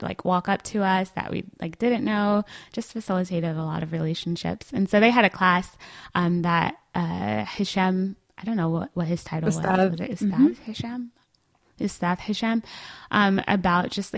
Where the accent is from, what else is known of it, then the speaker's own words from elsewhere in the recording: Atlanta, Georgia, United States; I live, you know, around the corner from my hometown masjid